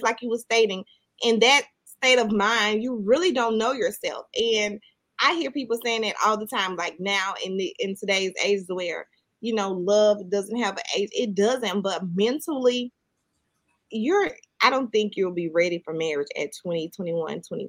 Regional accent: Mississippi, United States; I'm from the country. I'm from Mississippi. So we all just grew up and went outside and played

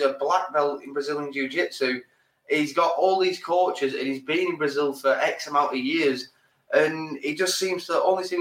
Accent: England, United Kingdom; We're English

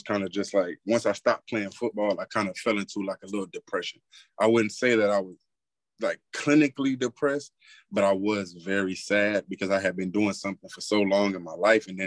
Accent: South Florida, United States; now in Texas, United States; I'm in Texas right now, but I'm from South Florida

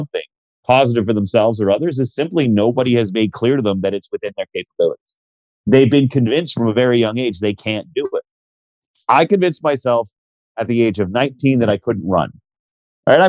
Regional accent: Canada; we're Canadian

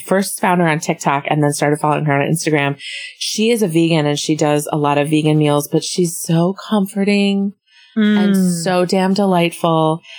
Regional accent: Midwest, United States; I'm from the Midwest.

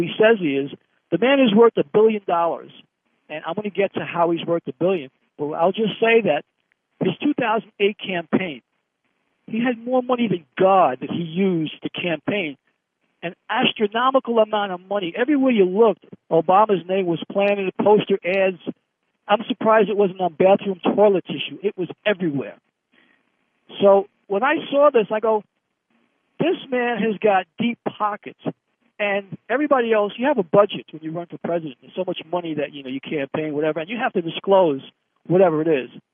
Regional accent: United States; I'm American

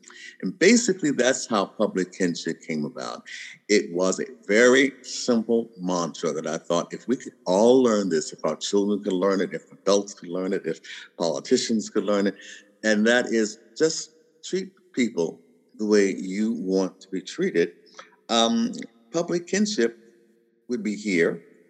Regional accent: the South, United States; And I mean, I'm from the South, and I can remember the days where you would actually hear people on television say, would you want your daughter to marry one?

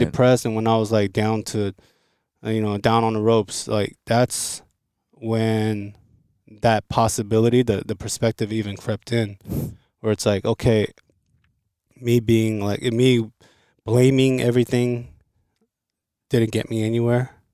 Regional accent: Los Angeles, California, United States; also born or lived in Seoul, South Korea; I grew up in L

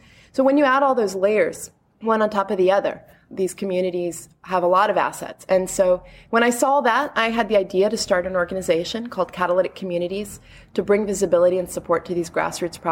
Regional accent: Washington, District of Columbia, United States; moved away as an adult; now in Rio de Janeiro, Brazil; I was originally from here, but I grew up in D.C.

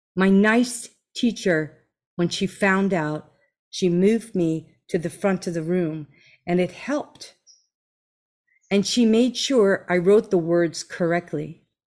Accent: New Jersey, United States; now in Hawaii, United States; You're in my home state, New Jersey

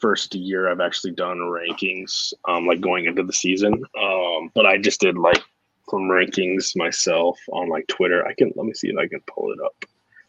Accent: Iowa, United States; moved away as an adult; now in Minnesota, United States; I actually grew up in Iowa. We moved up. My wife and I moved up to Minnesota like 5 years ago.

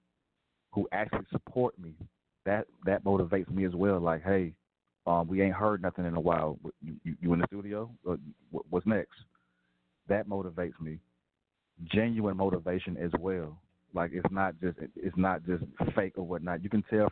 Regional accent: Atlanta, Georgia, United States; me being from Atlanta

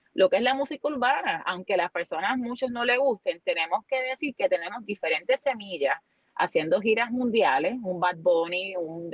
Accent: Luquillo, Puerto Rico; yo soy natural de Luquillo

